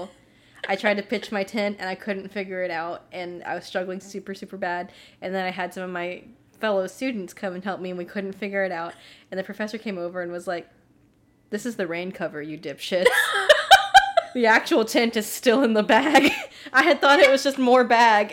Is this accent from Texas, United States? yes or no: yes; Central Texas, United States; I grew up in Central Texas, like Central Northern Texas